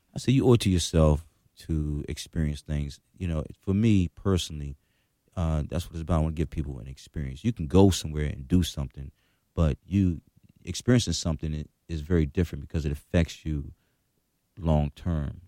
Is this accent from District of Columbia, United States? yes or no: yes; Washington, District of Columbia, United States; I grew up in Washington when it was Choctaw City.